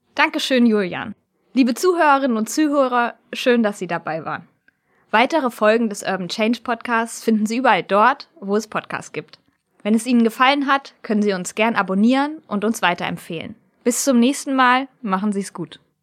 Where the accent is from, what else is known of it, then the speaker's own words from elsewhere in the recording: near Kassel, Hesse, Germany; Ich komme ja aus der Nähe von Kassel